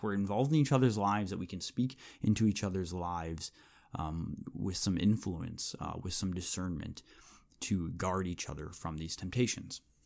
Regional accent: United States; we as American evangelicals

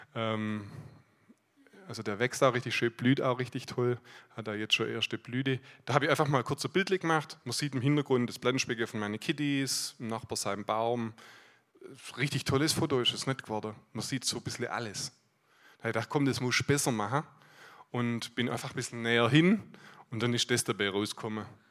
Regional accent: Aalen, Baden-Württemberg, Germany; Ich komme aus Aalen, bin dort im Leitungsteam

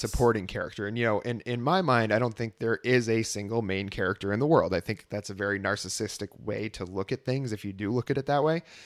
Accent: Vermont, United States; moved away as an adult; also born or lived in Texas; growing up in Vermont, there's tons of bluegrass bands

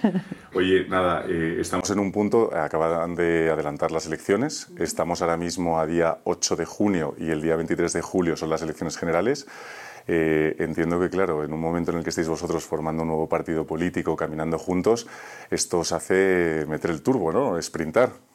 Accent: Madrid, Community of Madrid, Spain; yo que soy de Madrid

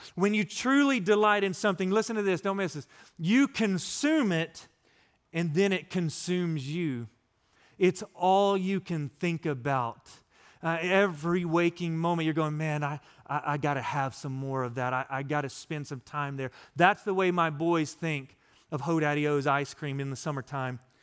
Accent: West Texas, United States; also born or lived in Florida; now in East Texas, United States; growing up in West Texas in the desert, we didn't get this kind of rain

